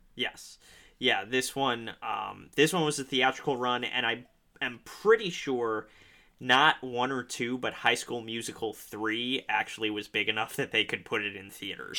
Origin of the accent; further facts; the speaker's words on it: Park Ridge, Illinois, United States; I'm from Park Ridge, Illinois